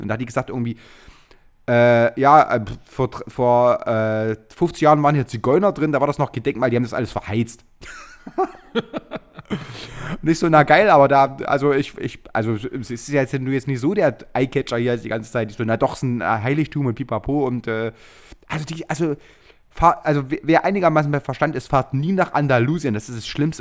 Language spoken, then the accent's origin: German; Chemnitz, Saxony, Germany; born or raised there